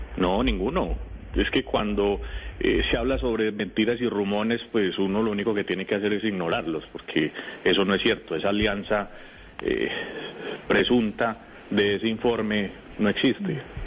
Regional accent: Rionegro, Antioquia, Colombia; Yo soy de Río Negro, Antioquia

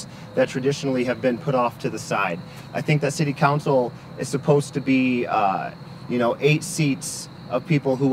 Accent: Lansing, Michigan, United States; also born or lived in Grand Ledge, Michigan / New York City; I grew up in Lansing

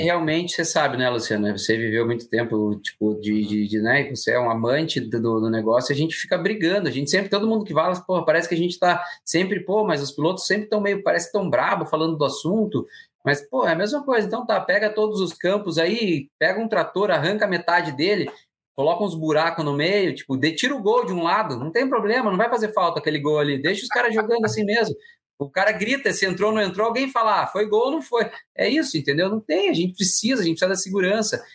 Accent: Paraná, Brazil; eu, como paranaense

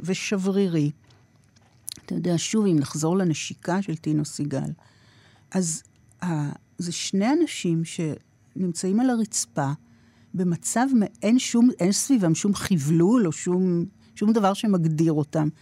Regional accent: Tel Aviv, Tel Aviv District, Israel; גדלתי ברמת אביב mm-hmm. של שנות ה-60

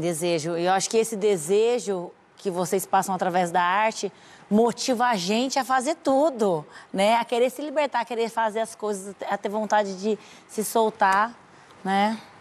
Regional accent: Penápolis, São Paulo, Brazil; moved away; eu sou do interior de São Paulo, é voltar para minha terra, voltar para Penápolis

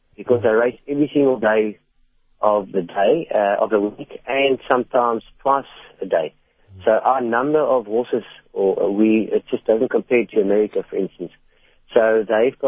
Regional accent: Port Elizabeth, Eastern Cape, South Africa; moved away; I came from Port Elizabeth as well

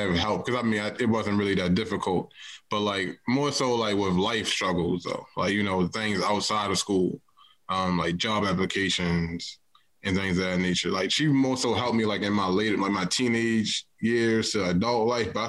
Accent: Baltimore, Maryland, United States; East Baltimore

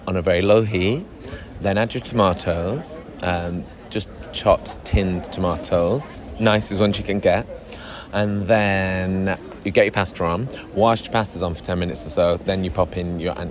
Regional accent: Manchester, North West England, United Kingdom; from Manchester

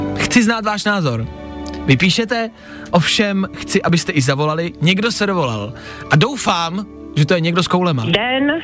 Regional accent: Ostrava, Moravian-Silesian Region, Czechia; now in Olomouc, Czech Republic; jsem ostravačka

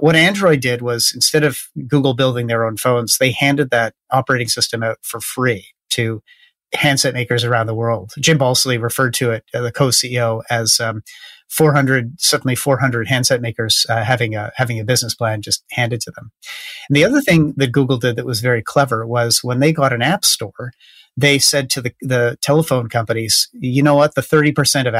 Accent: Canada; in Canada, we have like one tech company at a time that's a big deal

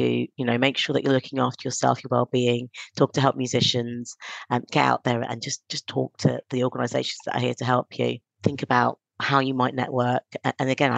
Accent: London, United Kingdom; also born or lived in Stonebridge; Halston's, where I grew up

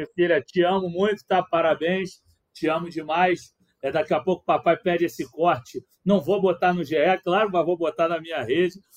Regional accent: Rio de Janeiro, Brazil; como carioca

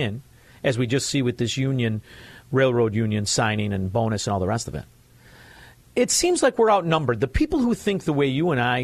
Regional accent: Chicago, Illinois, United States; I'm from Chicago

